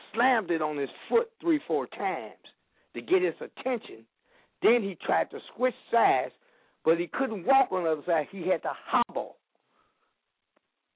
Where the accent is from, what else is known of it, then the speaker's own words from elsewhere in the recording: Chicago, Illinois, United States; moved away as an adult; now in Benton Harbor, United States; I'm from Chicago